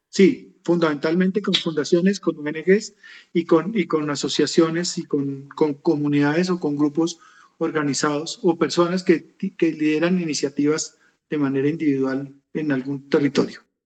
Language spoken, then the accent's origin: Spanish; Colombia; soy colombiano, vivo en Bogotá